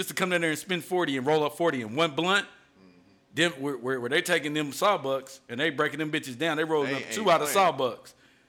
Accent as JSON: {"language": "English", "town": "Indianapolis", "region": "Indiana", "country": "United States", "moved": "as an adult", "said": "I'm from Indianapolis, of course, from the Midwest."}